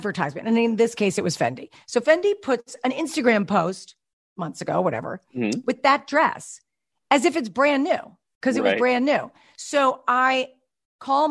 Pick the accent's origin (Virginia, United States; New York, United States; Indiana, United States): New York, United States; Westchester; moved away as an adult; now in California, United States; where I grew up in Westchester, New York, people wore Levi's.